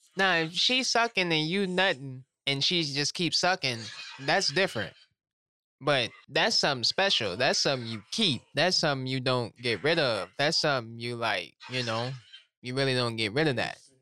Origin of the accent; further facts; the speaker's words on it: Louisiana, United States; I'm from Louisiana